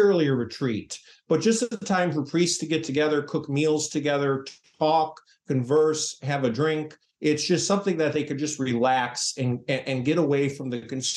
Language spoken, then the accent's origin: English; Chicago, Illinois, United States; moved away; I'm from the Archdiocese of Chicago originally. And when I was first born in 1980, there were 450 odd parishes all over Cook and Lake County